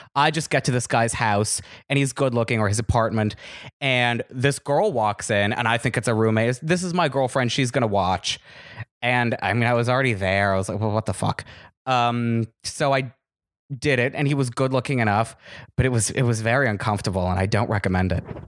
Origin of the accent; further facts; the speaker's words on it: Los Angeles, California, United States; also born or lived in Woodland Hills / West Hills / Chatsworth; I'm from L A. I was born and raised out here